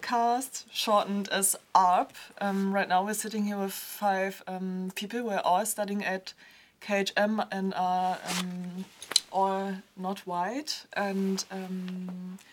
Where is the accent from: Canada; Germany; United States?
Germany; I was born and raised in Germany, and my father is Chinese